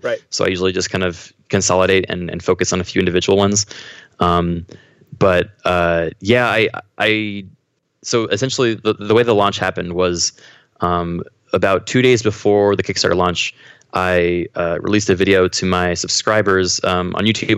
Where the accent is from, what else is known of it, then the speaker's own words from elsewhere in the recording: Haverford, Pennsylvania, United States; moved away as an adult; now in Los Angeles, United States; I grew up uh, outside of Philadelphia. I was in kind of the suburbs um, around there. Mm-hmm. Uh, I think the town was Haverford, um, but I moved around a lot, so okay. it, it, was all around that area though.